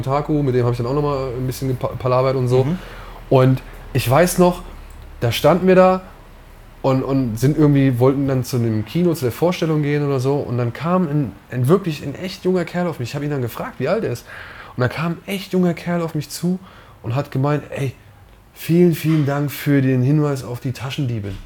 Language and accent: German; Wiesbaden, Hesse, Germany; born or raised there; also born or lived in Oberhausen